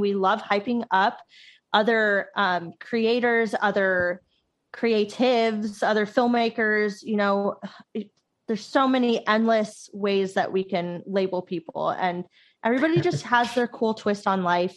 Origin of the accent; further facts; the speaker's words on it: Florida, United States; our high school growing up in Florida